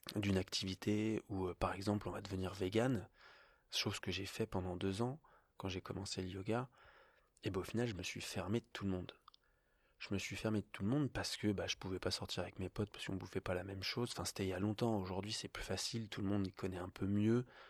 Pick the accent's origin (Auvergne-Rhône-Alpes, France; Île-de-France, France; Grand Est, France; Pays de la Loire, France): Île-de-France, France; Paris; now in Annecy, France; je viens de Paris